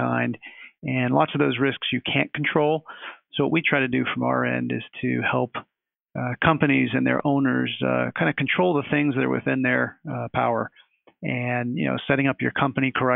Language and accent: English; Pittsburgh, Pennsylvania, United States; went back home to my hometown of Pittsburgh